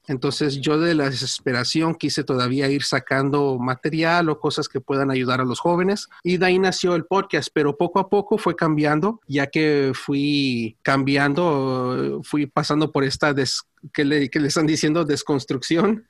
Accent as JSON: {"language": "Spanish", "area": "Orange County", "region": "California", "country": "United States", "tie": "born or raised there", "said": "yo nací y crecí aquí en Estados Unidos, ah, aquí en el condado de Orange, en California"}